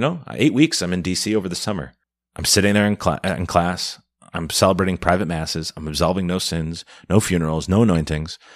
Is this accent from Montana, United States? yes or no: no; Milwaukee, Wisconsin, United States; also born or lived in Minnesota / Chicago / Rome; born and raised in the Archdiocese of Milwaukee, and, uh, went to Jesuit High School here